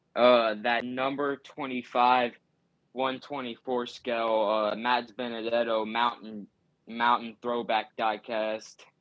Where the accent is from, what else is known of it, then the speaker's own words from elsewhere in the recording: Tennessee, United States; I'm from Tennessee and I, I live, like, thirty, twenty, twenty to thirty minutes from their racing shop